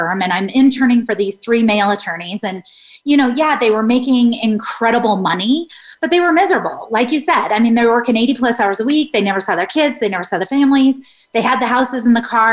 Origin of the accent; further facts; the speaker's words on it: Colorado, United States; I'm from Colorado.